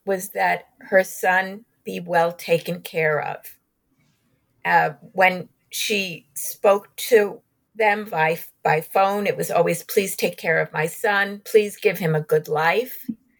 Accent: New York, United States; I'm a New Yorker by birth. I'm Jewish. I didn't grow up in Glendive, Montana

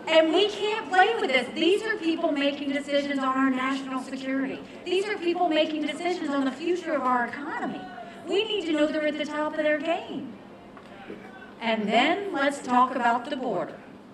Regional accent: Bamberg, South Carolina, United States; when I was growing up in Bamberg, South Carolina, my parents always taught me, you take care of those who take care of you.

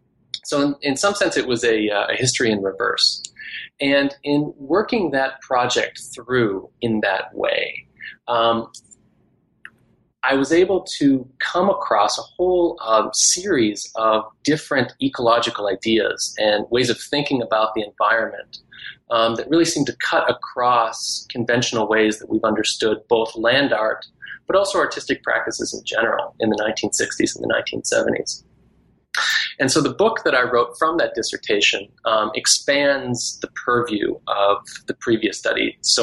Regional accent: Scotland, United Kingdom; also born or lived in Canada / Texas; I am Canadian by birth, but I grew up in different places, including Scotland and Texas.

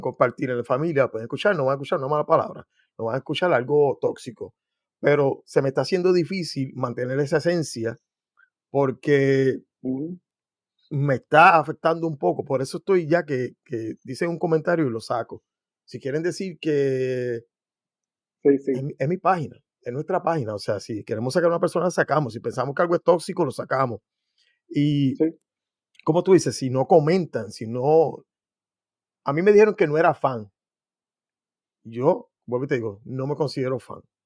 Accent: Puerto Rico; yo soy puertorriqueño

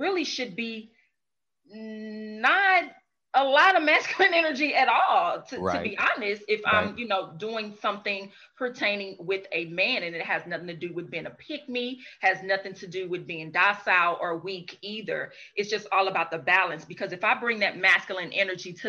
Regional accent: St. Louis, Missouri, United States; I'm from St. Louis

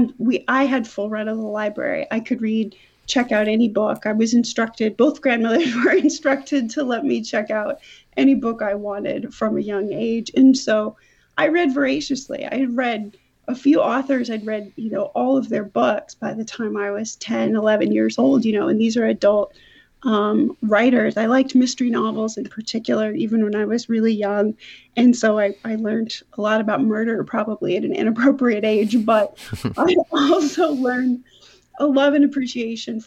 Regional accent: rural Iowa, United States; growing up instead in rural Iowa in a predominantly white town

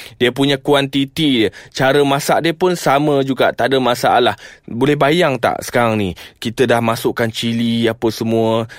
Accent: Kedah, Malaysia; Saya ni orang Kedah

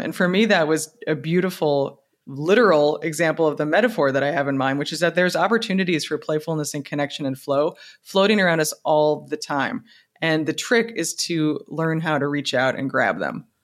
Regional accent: United States; as an American

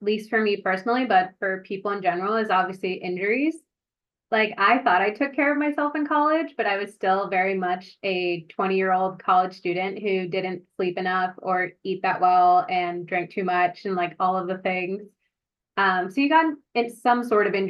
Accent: New Jersey, United States; I'm from New Jersey

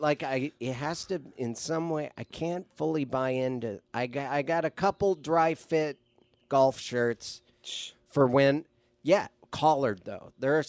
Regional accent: Montana, United States; now in Los Angeles, United States; my hometown in Montana

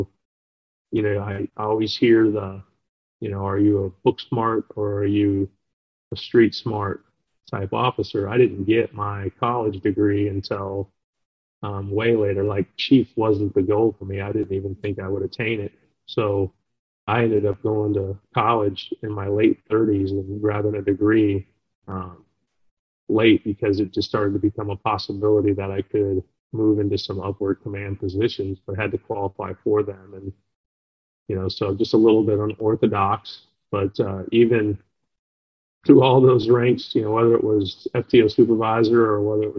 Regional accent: Los Angeles, California, United States; also born or lived in Durango, Colorado; And I'm originally from Los Angeles. I was born in the Los Angeles area and moved around a bit, and then I was a deputy sheriff out in Colorado, in Durango, Colorado, for about 4.5 years, and before coming out to the Midwest.

